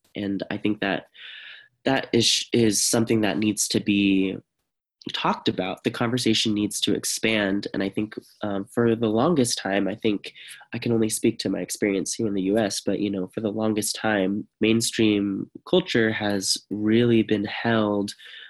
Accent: Stockton, California, United States; for example, in my hometown, we have a dried riverbed that runs right along the downtown of Stockton.

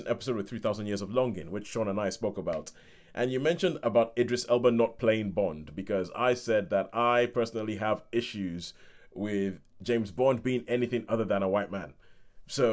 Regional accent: Nigeria; growing up in Nigeria with my parents

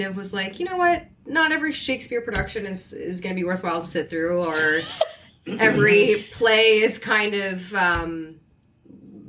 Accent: Hamilton, Ontario, Canada; I'm from Hamilton

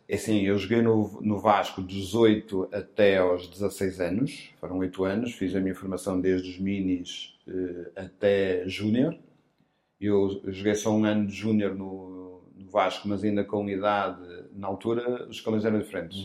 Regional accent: Porto, Norte, Portugal; now in Lisbon, Portugal; Eu sou natural do Porto uhum. e nasci no Porto. E, e, e, foi a minha vida até vir para Lisboa

